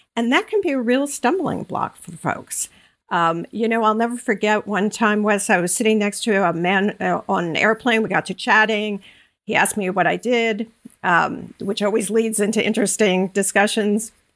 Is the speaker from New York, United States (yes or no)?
yes; Long Island, New York, United States; moved away as an adult; also born or lived in North Carolina / Connecticut; now in Bucks County, Pennsylvania, United States; grew up in Long Island, went to school in North Carolina, lived most most of my adult life in Connecticut, and uh, less than two years ago, we moved to Bucks County, Pennsylvania